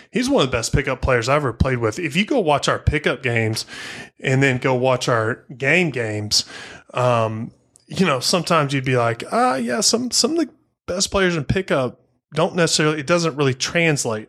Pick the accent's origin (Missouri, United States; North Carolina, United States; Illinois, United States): Missouri, United States; I'm from Missouri, family in Kansas City